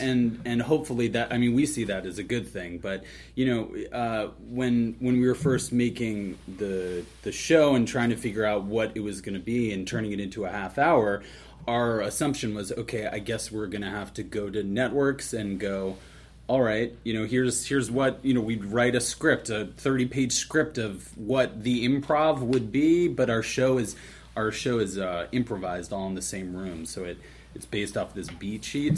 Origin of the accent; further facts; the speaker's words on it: Sea Cliff, New York, United States; also born or lived in Bushwick, Brooklyn; I'm from New York and Long Island, a little town called Seacliff